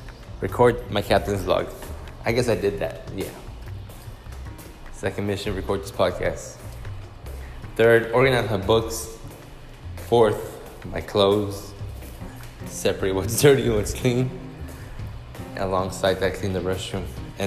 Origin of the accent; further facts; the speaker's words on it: Wyoming, United States; We're from Wyoming, so like, we like the hot and then getting in the pool.